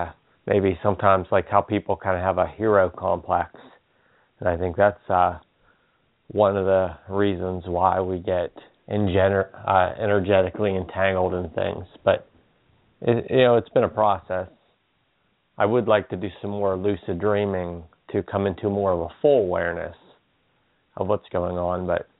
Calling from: Pennsylvania, United States

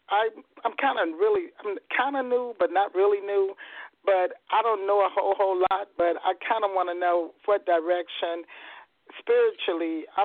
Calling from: Marietta, Georgia, United States; I'm calling from Marietta, Georgia.

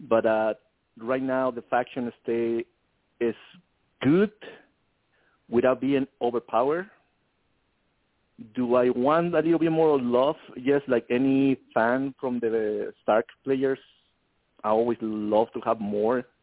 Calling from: San Antonio, Texas, United States; I'm calling from San Antonio, Texas.

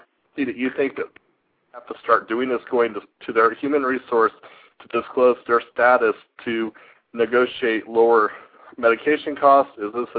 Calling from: Indiana, United States; I'm from Indiana.

